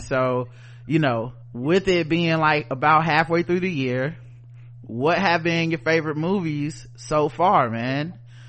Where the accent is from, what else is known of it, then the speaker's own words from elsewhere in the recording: the South, United States; I'm from the South, and the South got something to say.